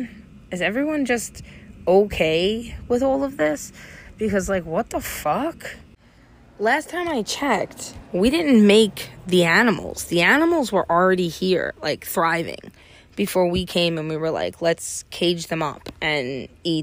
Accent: United States; I'm fucking American

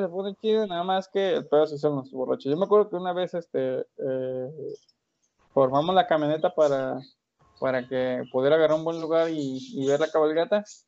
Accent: Colima, Mexico; nosotros somos nacidos de Colima

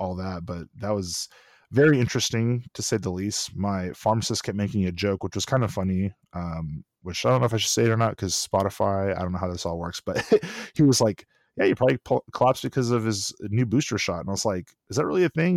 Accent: Austin, Texas, United States; also born or lived in College Station; I'm born and raised in Austin, so live in Austin

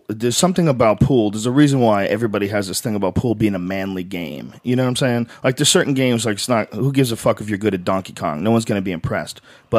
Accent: Miami, Florida, United States; You say you're Cuban. I'm Cuban from Miami. Of course I'm a Republican.

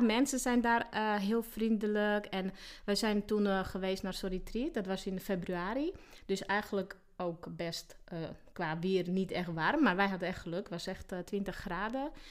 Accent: Slovakia; Dutch is a second language; moved away as an adult; now in Sneek, Netherlands; ik kom oorspronkelijk uit Slowakije. Eigenlijk ben ik geboren in Tsjechoslowakije. En eh, daar heb ik tot mijn 23ste eh, gewoond

